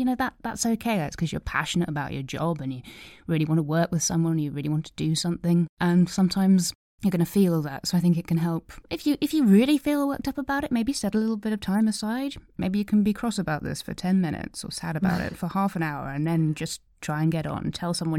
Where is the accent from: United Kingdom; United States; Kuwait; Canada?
United Kingdom; East of England; born there; And had no idea. I was born in Suffolk